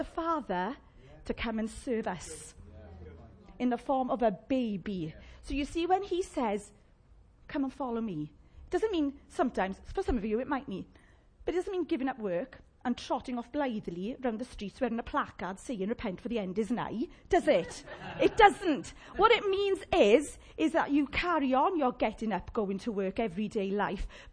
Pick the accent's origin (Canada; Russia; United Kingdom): United Kingdom; Llanelli, Wales; accent: Llanelli; my Llanelli accent